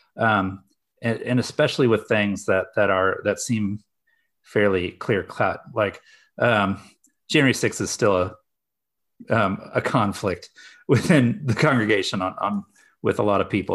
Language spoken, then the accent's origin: English; Kansas City, Missouri, United States; moved away as an adult; also born or lived in Washington, D.C. / Midwest; I'm from the Kansas City area